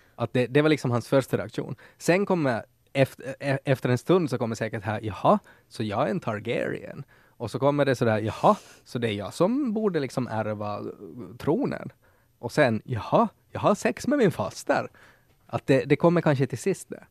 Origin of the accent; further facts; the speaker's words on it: Ostrobothnia, Finland; som österbottning är också sådär att att jag får prata skit om Österbotten, men det får ingen annan som mm. inte är också mm. därifrån